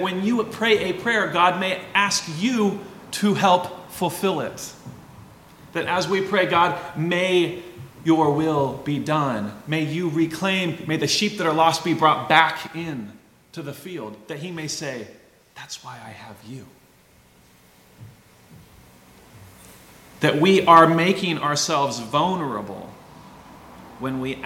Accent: Walla Walla, Washington, United States; I grew up in Walla Walla, Southeast Washington

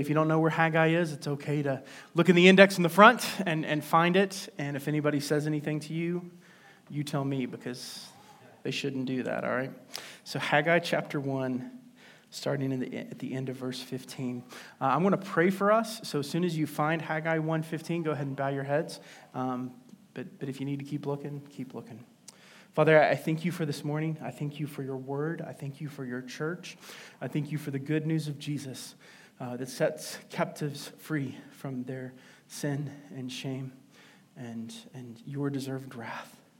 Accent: West Virginia, United States; a place in my home state called Seneca Rocks.

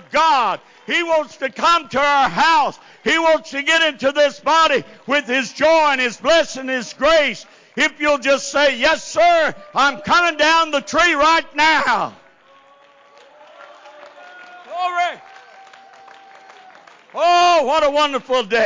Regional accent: Cajun, Louisiana, United States; we're Cajun people. We danced for every occasion

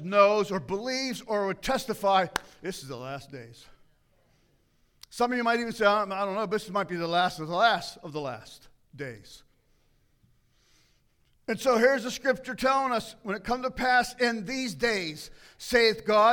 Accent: United States; as an American

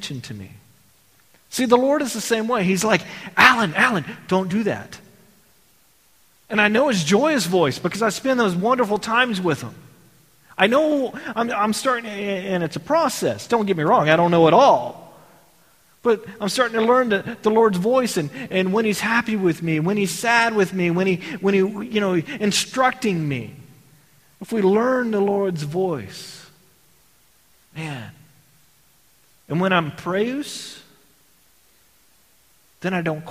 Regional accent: Texas, United States; I grew up in Texas.

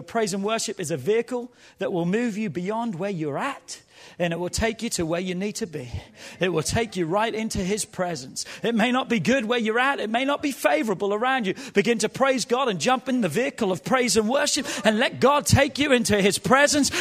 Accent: England, United Kingdom; now in United States; as a young boy growing up in England

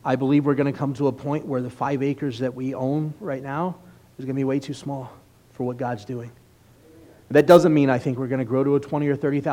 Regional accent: United States; especially as American believers

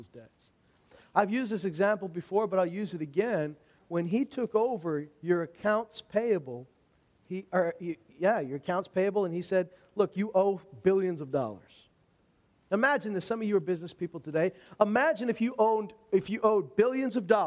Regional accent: Alberta, Canada; I'm from Alberta, and we don't have a lot of opportunities to practice our French

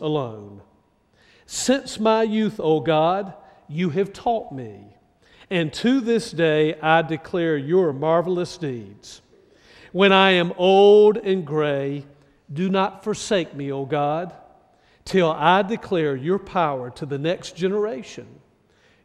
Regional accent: Raleigh, North Carolina, United States; now in Greenville, United States; my smaller church in Raleigh that I grew up

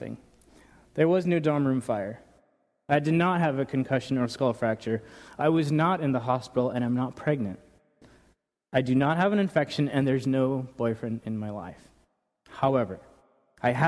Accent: New York, United States; now in Paso Robles, United States; Growing up in New York, we would drive for hours at a time to go to one place

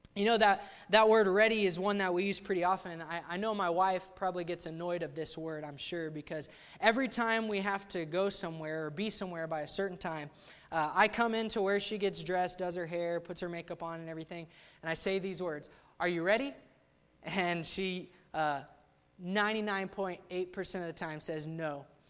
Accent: Ponca City, Oklahoma, United States; I grew up in Ponca City, Oklahoma, there at Central Baptist Church under Pastor Waterloo.

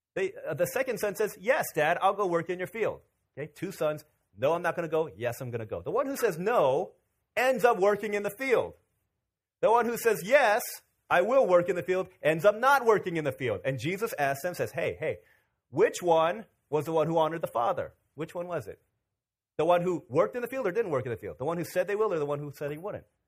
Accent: Virginia, United States; 12, 13 years old in Virginia

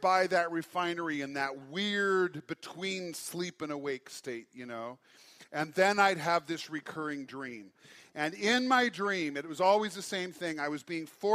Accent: Great Falls, Montana, United States; I was raised in Great Falls

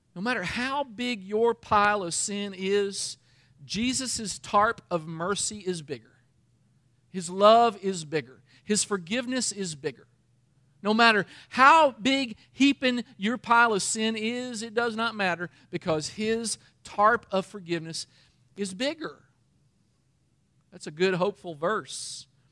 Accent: Danville, Kentucky, United States; I'm from Danville, Kentucky, and that kinda thing gets around in a little town

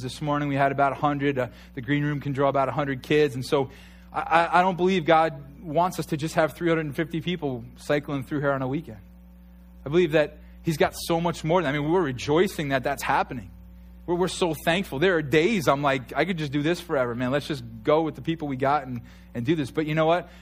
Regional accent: New York, United States

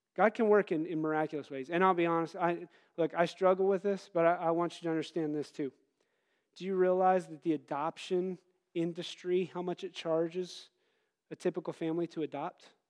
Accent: United States

